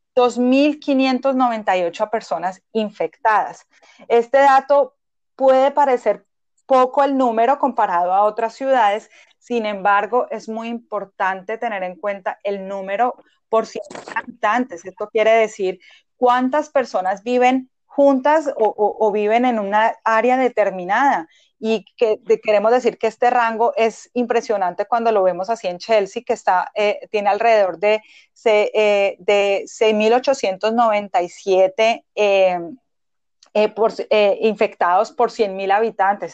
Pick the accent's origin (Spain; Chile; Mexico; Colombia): Colombia; moved away as an adult; now in Boston, United States; soy médica general de Colombia, migré a Estados Unidos hace seis años.